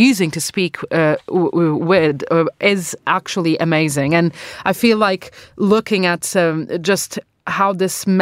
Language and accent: English; Portugal; now in United Kingdom; I'm from Portugal